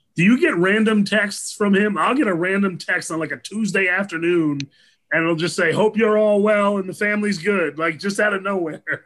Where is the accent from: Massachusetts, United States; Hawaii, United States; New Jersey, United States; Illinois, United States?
New Jersey, United States; I grew up in New Jersey